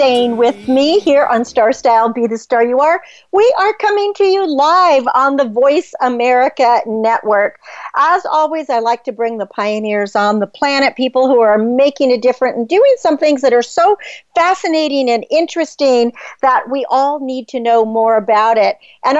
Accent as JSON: {"language": "English", "region": "California", "country": "United States", "said": "I'm from California."}